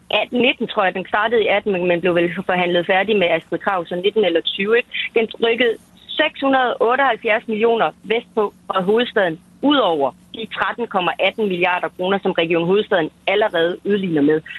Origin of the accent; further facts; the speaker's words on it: Denmark; now in Copenhagen, Denmark; Jeg er selv fra Jylland og tilflyttet til København